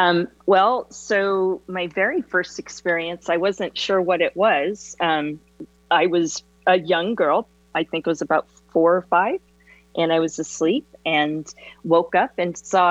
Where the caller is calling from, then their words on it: Southern California, United States; I'm calling from Southern California.